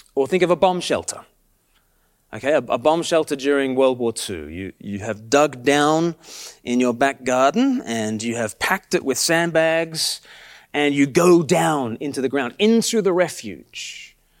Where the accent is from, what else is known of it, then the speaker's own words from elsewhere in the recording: Australia; now in Sussex, United Kingdom; I'm from Australia